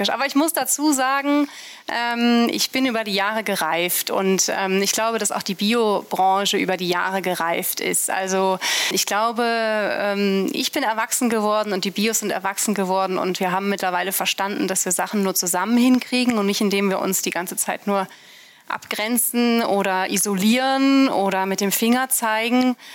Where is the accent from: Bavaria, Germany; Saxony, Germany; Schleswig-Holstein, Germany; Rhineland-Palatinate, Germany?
Schleswig-Holstein, Germany; Brunsbüttel; also born or lived in Bergisch Gladbach; ich bin in Bergisch Gladbach geboren. {S0} Ja {S3} äh, habe da aber nur sehr wenig ähm, gelebt, bin dann in Brunsbüttel aufgewachsen.